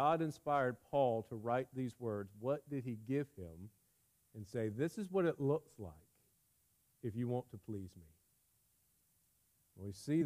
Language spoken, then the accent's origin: English; United States; we as American Christians